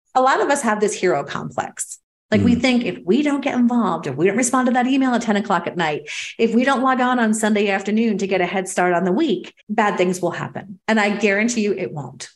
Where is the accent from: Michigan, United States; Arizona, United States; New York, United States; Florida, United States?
New York, United States; New York City; I'm a New Yorker